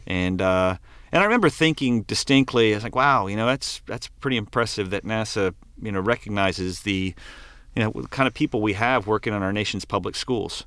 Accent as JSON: {"language": "English", "region": "Maryland", "country": "United States", "tie": "born or raised there", "said": "I grew up right by the Chesapeake Bay"}